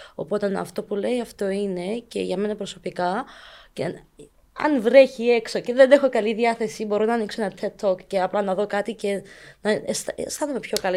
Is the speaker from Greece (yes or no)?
no; Cyprus; also born or lived in Ukraine; 18 χρόνια και ήρθα από Ουκρανία. Οπότε μεγάλωσα εδώ στην Κύπρο